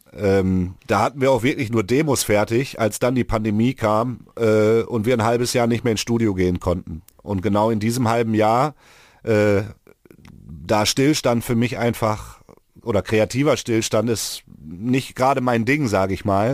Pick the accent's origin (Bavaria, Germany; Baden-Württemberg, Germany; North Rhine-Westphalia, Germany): North Rhine-Westphalia, Germany; Mülheim an der Ruhr; hier ist ja der Ort, wo ich aufgewachsen bin.